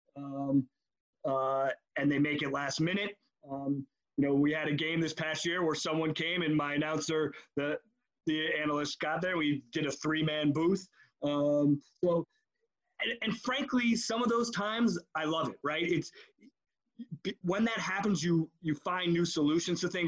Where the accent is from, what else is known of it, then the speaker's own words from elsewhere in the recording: New York, United States; I I grew up in New York